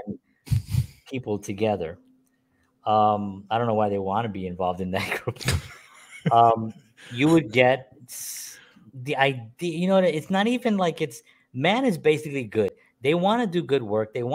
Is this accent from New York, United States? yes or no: yes; New York City, New York, United States; a Puerto Rican man born and raised in the South Bronx